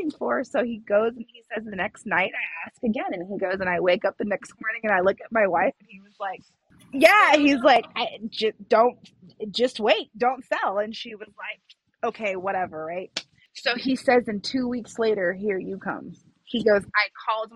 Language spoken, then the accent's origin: English; Los Angeles, California, United States; now in Las Vegas, United States; I am from California. I grew up in the San Fernando Valley, but Vegas made me.